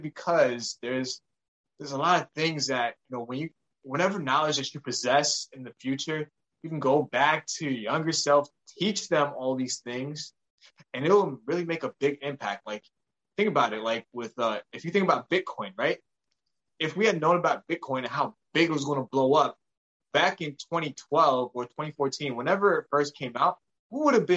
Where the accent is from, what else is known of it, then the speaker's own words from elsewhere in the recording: United States; I was born in the States